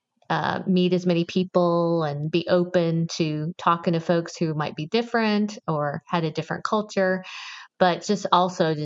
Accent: Georgia, United States; I was born and raised in Georgia.

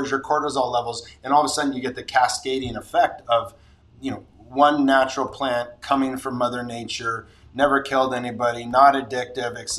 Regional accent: Santa Barbara, California, United States; Santa Barbara's my hometown

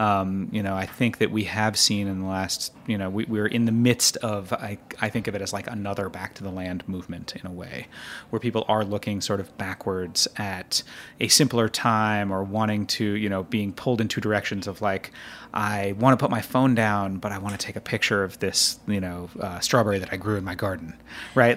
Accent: Northeast, United States; growing up in the Northeast

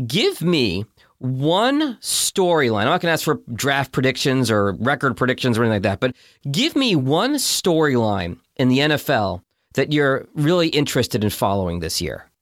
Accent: Boston, Massachusetts, United States; I grew up in Boston

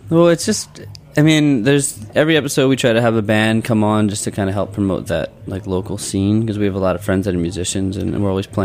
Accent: Philadelphia, Pennsylvania, United States; Did you know that we're from Philadelphia?

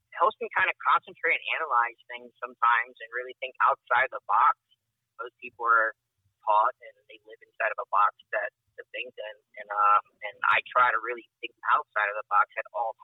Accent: Brazil; now in Maryland, United States; I come from Brazil, and in my culture, cannabis is not something very accepted

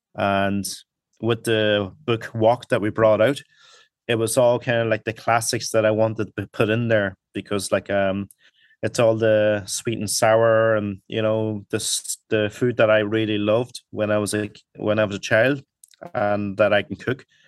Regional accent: Donegal, Ulster, Ireland; English is a second language; also born or lived in Hong Kong; now in Dublin, Ireland; I came over here to Ireland when I was eight.

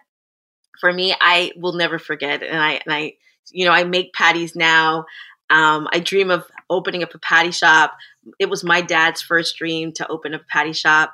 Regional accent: Plantation, Florida, United States; moved away as an adult; now in Toronto, Canada; my family, we migrated to the U.S. in the 80s, early 80s, and I grew up in South Florida in an area called Plantation, Florida.

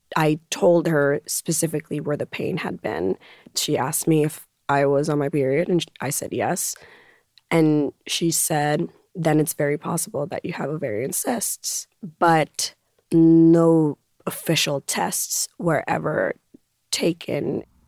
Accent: Puerto Rico; growing up in Puerto Rico were Sundays in which my mom would have us go to the beach

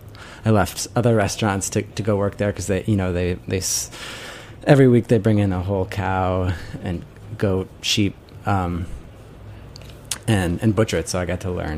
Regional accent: England, United Kingdom; My parents, they found a job in England, so I grew up in England.

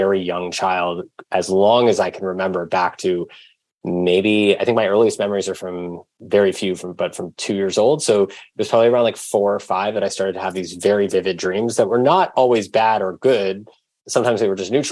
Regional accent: Mill Valley, California, United States; I grew up in Mill Valley, California. We traveled around a bit as a family, but mostly in Mill Valley, California

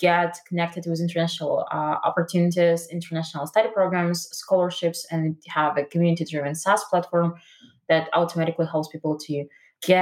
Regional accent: Russia; moved away; I'm originally from Russia

